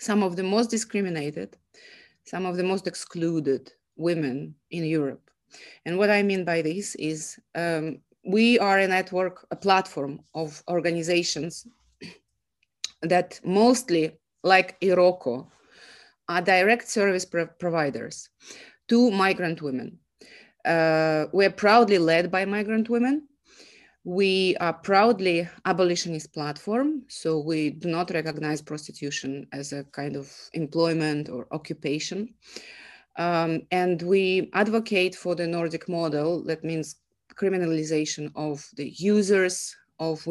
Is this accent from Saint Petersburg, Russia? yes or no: yes; Saint Petersburg, Russia; moved away; I'm from Russia. I'm a migrant woman